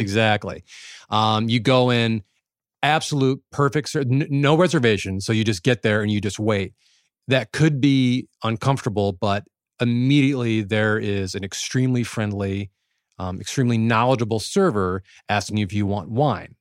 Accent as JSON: {"language": "English", "region": "Midwest", "country": "United States", "tie": "born or raised there", "said": "growing up in the Midwest"}